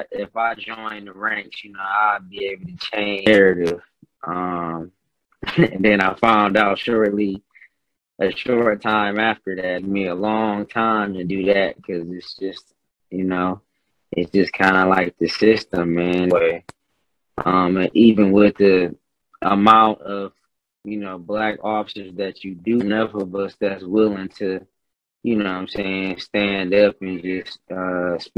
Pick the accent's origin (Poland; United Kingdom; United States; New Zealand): United States; Flint, Michigan; growing up in Flint